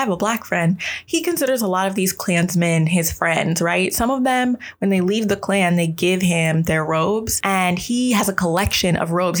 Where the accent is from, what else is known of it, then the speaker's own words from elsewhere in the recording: Maryland, United States; I am from Maryland